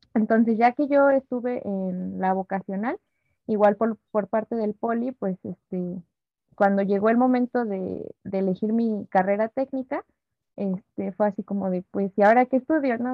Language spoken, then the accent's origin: Spanish; Mexico